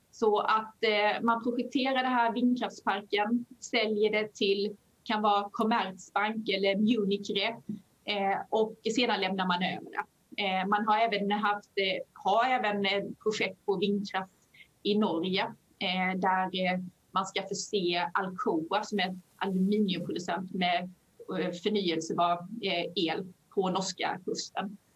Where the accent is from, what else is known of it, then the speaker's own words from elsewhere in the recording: Skåne, Sweden; accent: Skånska; Men det, vi sitter ju i Skåne, så det kanske är Eolos vind. Förlåt min skånska för den som lyssnar.